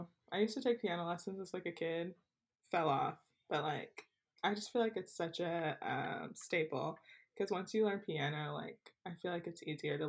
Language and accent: English; Florida, United States; I was born and raised in Florida.